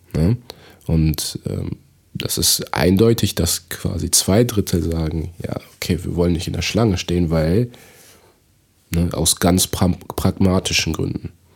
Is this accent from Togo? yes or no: yes; Togo; now in Germany; in meiner Heimat in Togo